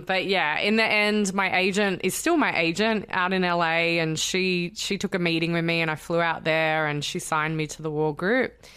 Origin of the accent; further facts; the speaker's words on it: Sydney, New South Wales, Australia; moved away as an adult; also born or lived in London; now in United States; So I'm Australian and I'm originally from Sydney